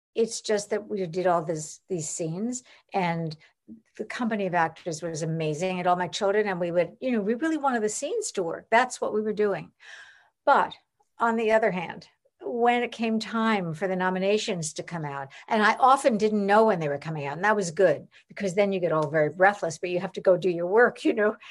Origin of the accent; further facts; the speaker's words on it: Long Island, New York, United States; I grew up in New York, I mean, on Long Island, but in, in New York